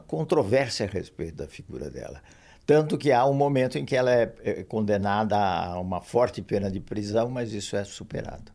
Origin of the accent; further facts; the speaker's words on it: São Paulo, Brazil; São Paulo, que é a cidade onde eu nasci, onde eu vivi sempre, fora saídas relativamente curtas para o exterior